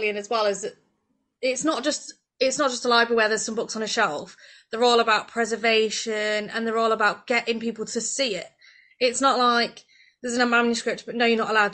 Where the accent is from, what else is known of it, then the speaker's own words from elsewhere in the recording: Swadlincote, East Midlands, United Kingdom; I'm from Swad.